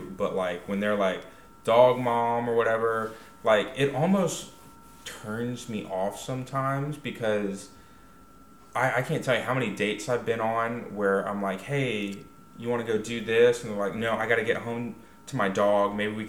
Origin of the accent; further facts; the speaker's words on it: Huntsville, Alabama, United States; I may have been born and raised in Huntsville, Alabama, but, like, I don't think I have an accent at all. I say y'all. That's about it. I say y'all and Roll Tide.